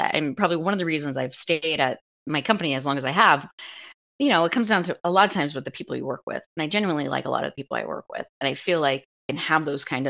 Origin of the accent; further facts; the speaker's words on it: Omaha, Nebraska, United States; we live in Omaha. I'm from Omaha.